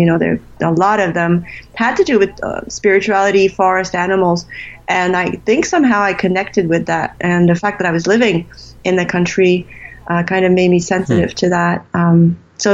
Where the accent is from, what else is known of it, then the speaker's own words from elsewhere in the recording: Canada; also born or lived in California; Well, first of all, I was born from French Canadians. My parents were actually from Montreal, and my father was doing a psychology degree in California at Berkeley. So I was born during that time. And they came back to Canada when I was 1.5.